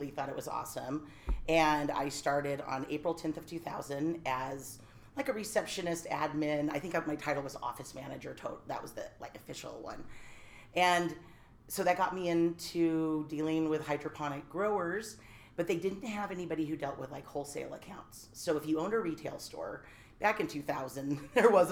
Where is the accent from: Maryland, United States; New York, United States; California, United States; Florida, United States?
California, United States; Silicon Valley; moved away as an adult; also born or lived in Humboldt County, California; I was born and raised in Silicon Valley